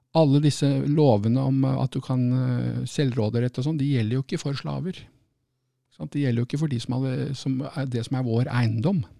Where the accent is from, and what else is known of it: Norway; now in United Kingdom